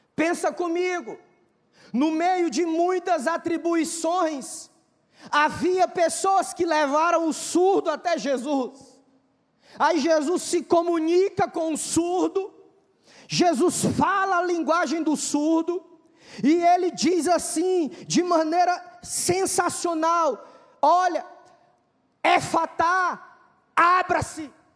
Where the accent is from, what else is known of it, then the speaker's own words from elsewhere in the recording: Fortaleza, Ceará, Brazil; eu sou de Fortaleza